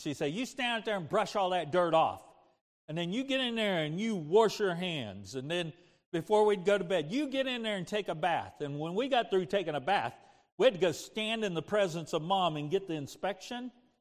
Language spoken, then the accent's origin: English; Kansas, United States; I grew up in Kansas, playing in the dirt, making mud pies